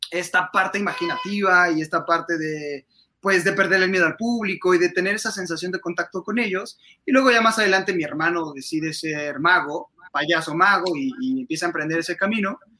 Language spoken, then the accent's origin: Spanish; Mexico City, Mexico; now in Querétaro, Mexico; justo soy adoptado queretano, yo soy de la Ciudad de México